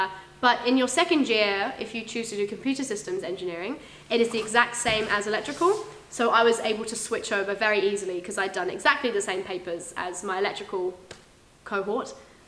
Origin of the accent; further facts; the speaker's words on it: England, United Kingdom; accent: English; now in Auckland, New Zealand; I'm from Auckland, but I was born in England, as you can probably guess from my really obnoxious and loud voice.